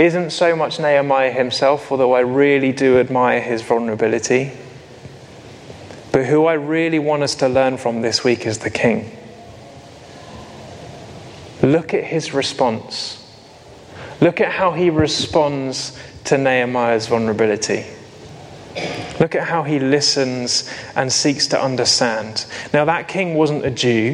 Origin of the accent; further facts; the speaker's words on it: United Kingdom; we're very British